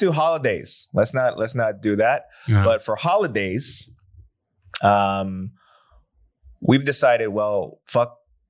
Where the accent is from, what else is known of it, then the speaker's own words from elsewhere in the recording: United States; because at the end of the day, I'm so American, right?